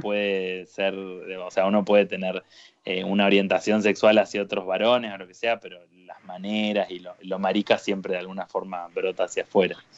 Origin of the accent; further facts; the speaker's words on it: Paraná, Entre Ríos, Argentina; moved away as an adult; now in Buenos Aires, Argentina; Vengo de las inmensidades del litoral, de la ciudad de Paraná, en Entre Ríos.